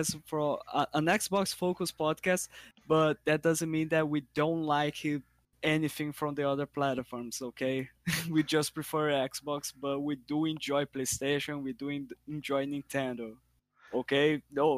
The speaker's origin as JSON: {"language": "English", "country": "Brazil", "said": "I'm from Brazil"}